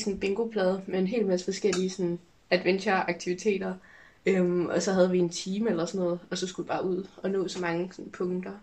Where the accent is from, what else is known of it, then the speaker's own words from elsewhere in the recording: Hillerød, Capital Region of Denmark, Denmark; jeg kommer fra Hillerød